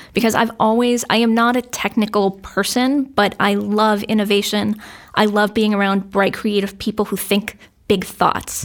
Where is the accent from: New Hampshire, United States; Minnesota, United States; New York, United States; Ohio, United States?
New Hampshire, United States; Londonderry; I grew up in London, Derry